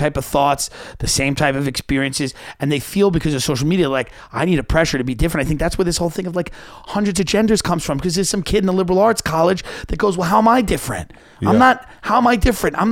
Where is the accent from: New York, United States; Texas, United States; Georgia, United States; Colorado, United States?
New York, United States; Long Island; I grew up in Long Island